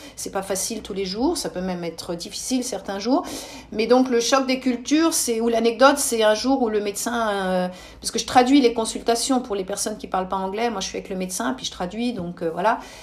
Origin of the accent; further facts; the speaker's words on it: Switzerland; chez nous en Suisse